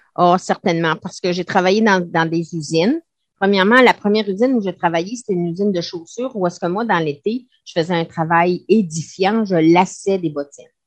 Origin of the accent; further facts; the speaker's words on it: Quebec, Canada; moved away as an adult; je suis partie du Québec